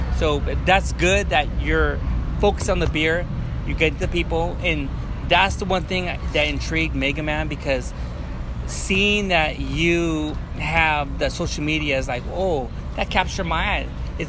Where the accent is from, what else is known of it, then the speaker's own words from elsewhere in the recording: Long Beach, California, United States; you and I, we grew up in Long Beach